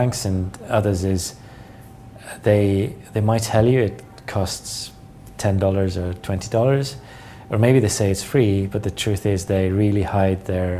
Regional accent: Estonia; English is a second language; I'm born in the 1980, and I was 9 years old when the Berlin Wall fell, and I was 11 years old when Estonia regained its independence from Soviet Union.

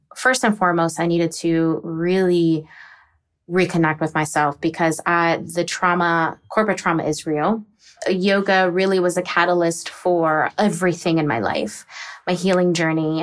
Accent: Virginia or the DC area, United States; also born or lived in Texas; I'm originally from Texas, but I was raised in Virginia or the DC area

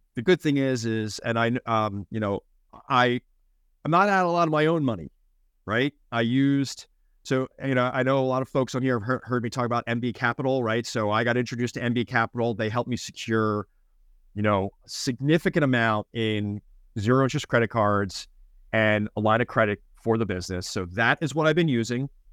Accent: Philadelphia, Pennsylvania, United States; moved away; But I'm from Philly

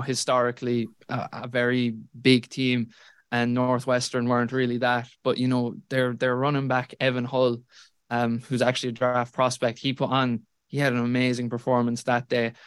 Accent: Tralee, Munster, Ireland; I'm from Tralee

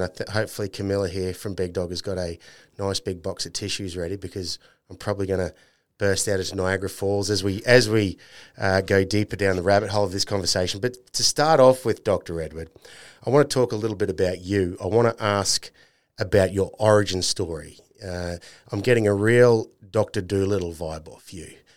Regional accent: North Queensland, Australia; I'm from North Queensland

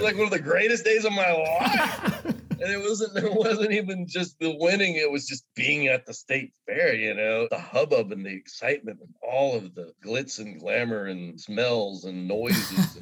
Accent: Oklahoma, United States; now in Mississippi, United States; I grew up in Oklahoma

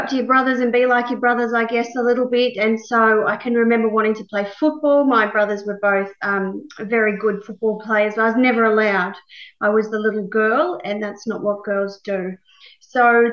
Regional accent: Young, New South Wales, Australia; I was born in Young, New South Wales, a very small country town

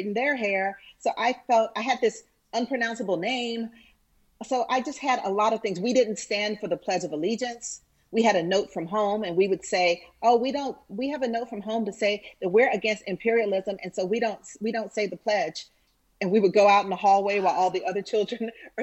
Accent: Atlanta, Georgia, United States; I grew up in Cascade Heights

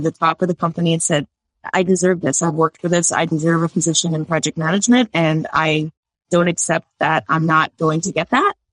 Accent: New Jersey, United States; moved away as an adult; also born or lived in Utah; now in Virginia, United States; We're from New Jersey.

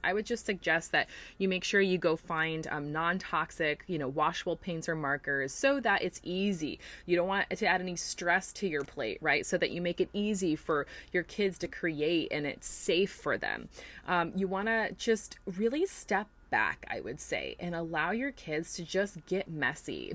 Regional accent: New York, United States; now in Florida, United States; growing up in New York

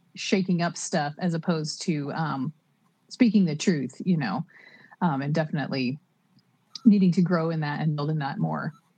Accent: Oklahoma, United States; moved away as an adult; now in California, United States; I'm from Oklahoma and so having that that background and that that viewpoint from the middle of the US and then moving to a coast

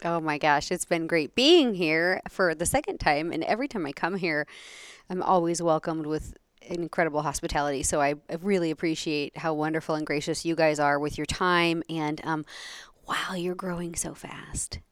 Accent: Oregon, United States; moved away as an adult; I was raised in Oregon

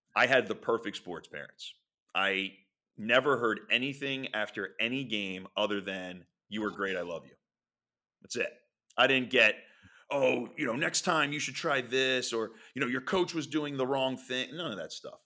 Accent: Philadelphia, Pennsylvania, United States; also born or lived in Springfield, Delaware County; I grew up in Philadelphia

